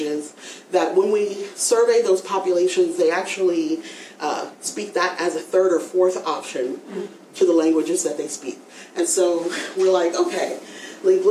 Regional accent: United States; us as Americans

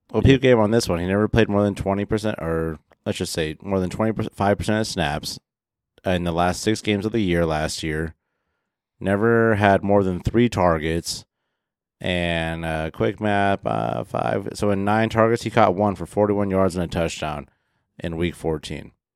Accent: Midwest, United States; I grew up in the Midwest watching Bears games

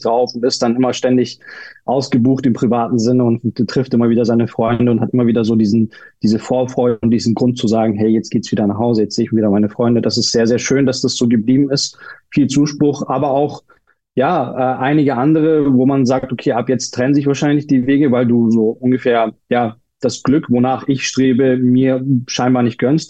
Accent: Munich, Bavaria, Germany; moved away as an adult; also born or lived in Turkey; ich bin ja Münchner und das, das, wir waren in einer Ortschaft bei München, also im Landkreis von München

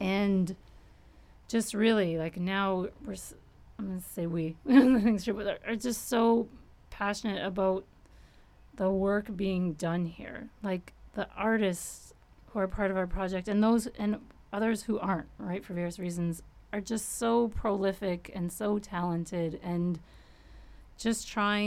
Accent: Windsor, Ontario, Canada; I grew up in Windsor, so I was close to Detroit

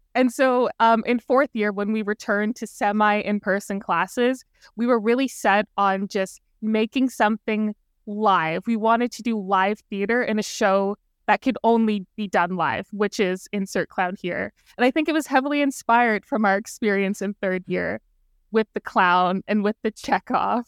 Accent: Brampton, Ontario, Canada; I'm from the G T

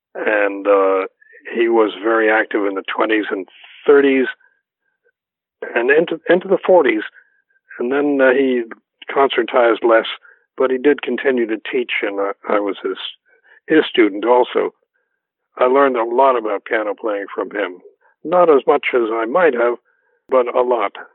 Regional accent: New York City, New York, United States; also born or lived in Mount Vernon, New York; I was born in New York City and grew up there until, oh, I don't know, when I was about 10, no, about, when I was about 11 or 12, I think, we moved to the suburb of Mount Vernon, which is directly on the border of New York

